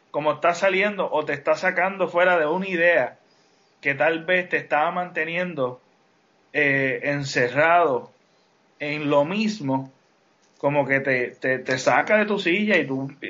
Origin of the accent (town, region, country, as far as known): Utuado, Puerto Rico; moved away